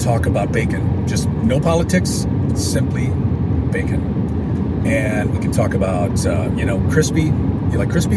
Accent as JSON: {"language": "English", "region": "Illinois", "country": "United States", "also_born_or_lived": "Chicago, Illinois", "moved": "as an adult", "lives_now": "Alabaster, Alabama, United States", "said": "I'm from Illinois"}